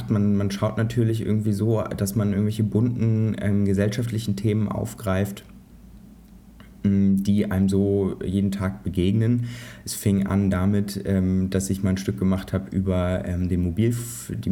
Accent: Kazakhstan; German is a second language; ich war, also ursprünglich komme ich aus Kasachstan, da war ich mal früher. Äh, in Usbekistan ist meine, meine Familie aufgewachsen

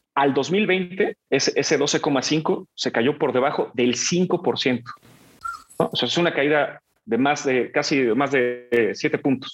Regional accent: Mexico; en mi país

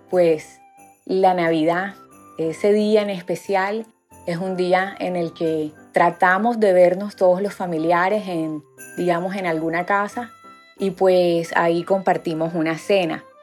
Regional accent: Barranquilla, Atlántico, Colombia; vivo en la ciudad de Barranquilla, soy barranquillera

